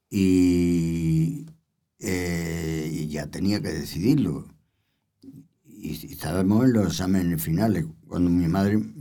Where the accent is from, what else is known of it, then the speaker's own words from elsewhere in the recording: Andalusia, Spain; bueno, que no se me nota mucho, no se me nota que soy andaluz. Que lo soy.